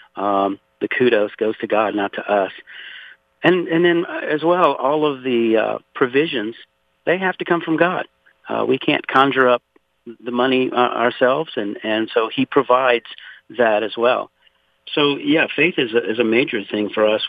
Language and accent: English; Louisiana, United States; now in Conroe, Texas, United States; I was born and raised in Louisiana, actually 60 miles south of New Orleans, in a place called Point Hash